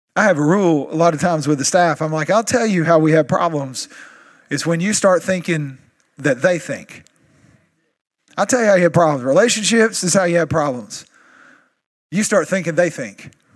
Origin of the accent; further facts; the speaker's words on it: East Texas, United States; I'm still from East Texas